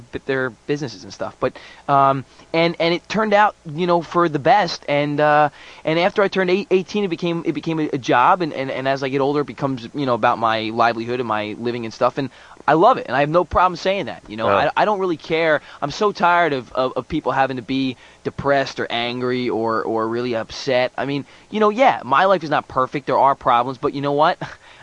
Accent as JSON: {"language": "English", "region": "East Coast", "country": "United States", "said": "I'm from the East Coast, so we have that East Coast sound"}